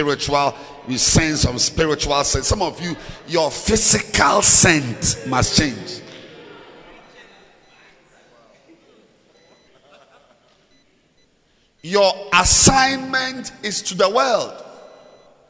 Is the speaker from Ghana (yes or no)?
yes; Ghana; moved away; also born or lived in Zimbabwe; I'm standing here in Zambia, I'm a Ghanaian